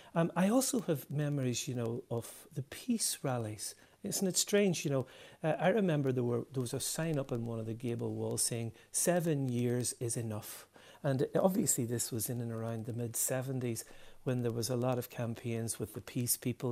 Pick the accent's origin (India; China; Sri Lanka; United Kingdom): United Kingdom; Derry, Northern Ireland; I've really fond memories of growing up in Derry